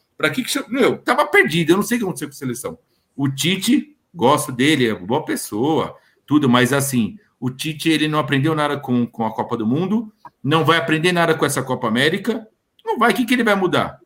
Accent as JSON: {"language": "Portuguese", "country": "Brazil", "said": "a gente é brasileiro"}